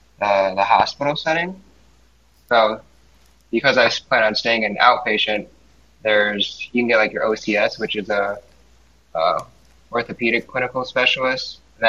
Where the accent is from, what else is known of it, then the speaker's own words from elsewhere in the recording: Seoul, South Korea; born there; I'm Asian. I was born in Seoul, South Korea.